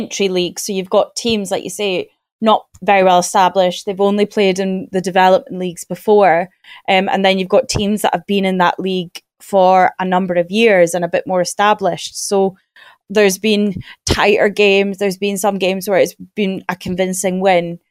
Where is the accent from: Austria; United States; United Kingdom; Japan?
United Kingdom; Aberdeen, Scotland; moved away as an adult; now in Dundee, United Kingdom; I'm originally from Aberdeen and that's where I went to uni. And then I moved to Dundee